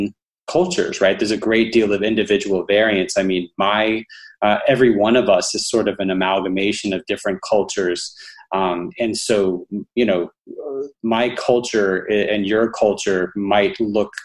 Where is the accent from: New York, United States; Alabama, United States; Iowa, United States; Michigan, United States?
Alabama, United States; I'm from Alabama.